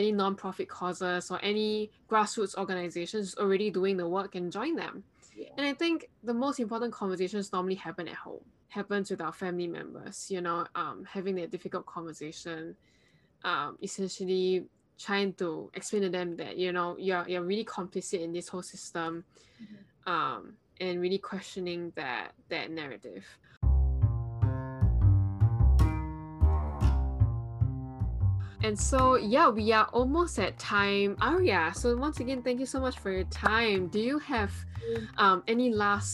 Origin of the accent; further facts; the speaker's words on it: Singapore; moved away as an adult; now in United States; I am Singaporean